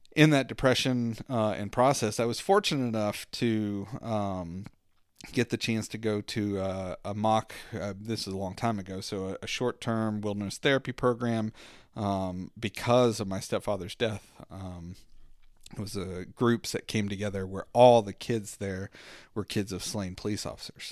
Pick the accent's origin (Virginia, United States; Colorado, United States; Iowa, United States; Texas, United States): Virginia, United States; Southwestern; I grew up in Southwestern Virginia